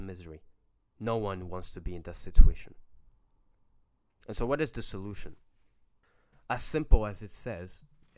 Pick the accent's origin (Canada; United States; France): France; Paris, Île-de-France; we're French. I was born and raised in France, in Paris to be exact